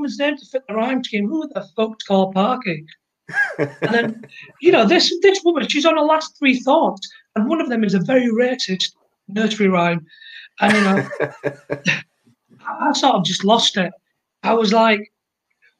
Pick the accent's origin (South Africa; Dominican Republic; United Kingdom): United Kingdom; Bradford, Yorkshire and the Humber; I'm from Bradford